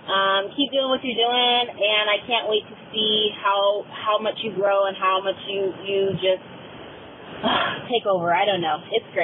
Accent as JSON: {"language": "English", "town": "Sacramento", "region": "California", "country": "United States"}